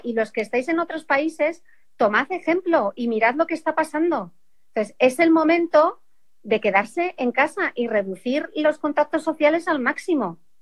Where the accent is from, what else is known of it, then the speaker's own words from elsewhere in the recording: Asturias, Spain; yo soy asturiana